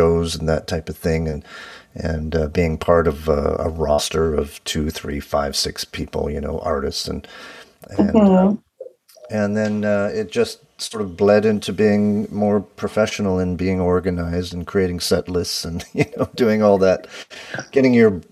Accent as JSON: {"language": "English", "town": "London", "region": "Ontario", "country": "Canada", "tie": "born or raised there", "said": "growing up in London and my parents played records"}